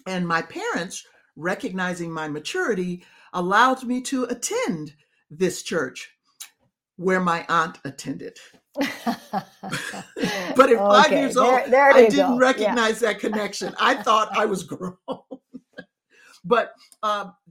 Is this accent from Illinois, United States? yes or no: yes; Chicago, Illinois, United States; raised in the Black church, I was educated in public school in inner city Chicago